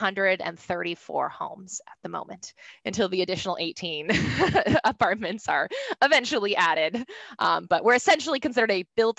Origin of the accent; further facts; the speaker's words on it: Tacoma, Washington, United States; I grew up in the Tacoma area in general